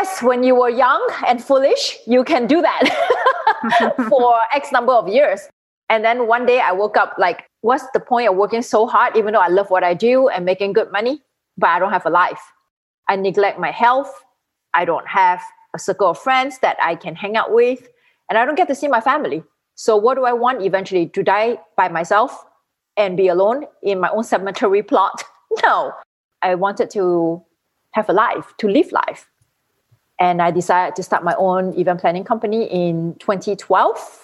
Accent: Singapore; moved away as an adult; now in Miami, United States; I'm originally from Singapore, and I started my hospitality career at the Raffles Hotel in Singapore

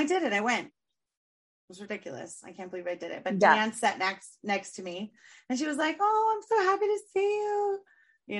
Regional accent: San Diego, California, United States; San Diego

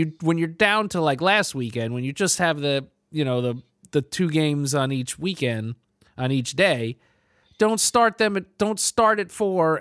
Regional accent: New York area, United States; I grew up in Jets country in New York area there

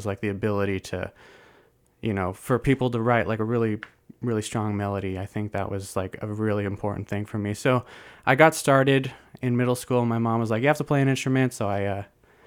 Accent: Bay Area, California, United States; I was born and raised in the Bay Area, so I've been here for 25 years.

